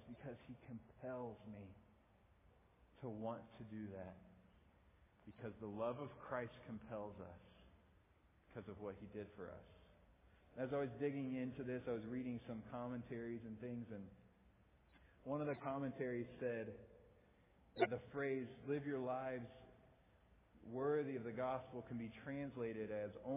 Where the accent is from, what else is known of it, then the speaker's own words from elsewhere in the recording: Midwest, United States; accent: Midwest; also born or lived in Blue Springs, Missouri; I have a Midwest accent